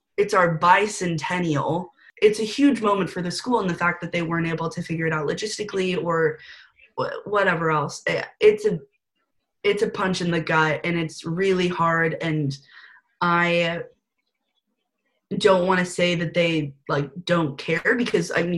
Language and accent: English; California, United States; moved away as an adult; now in Washington, D.C., United States; I'm originally from California, so coming all the way to different coasts was definitely a little risky move